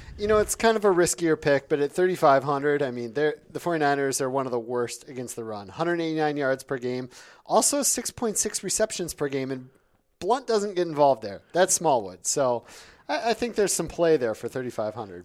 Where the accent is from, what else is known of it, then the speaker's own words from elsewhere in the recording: Ely, Minnesota, United States; moved away; I'm originally from Ely, Minnesota, where my parents still live